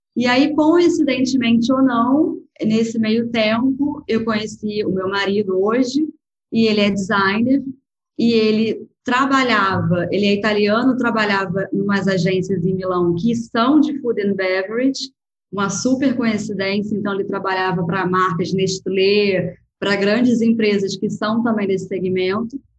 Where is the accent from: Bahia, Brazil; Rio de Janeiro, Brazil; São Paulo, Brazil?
Rio de Janeiro, Brazil; also born or lived in Lisbon, Portugal / Spain; eu sou do Rio